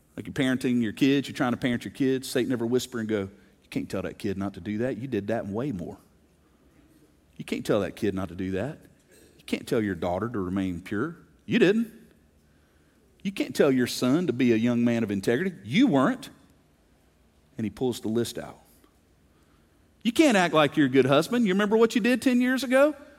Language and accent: English; South Mississippi, United States; I grew up in South Mississippi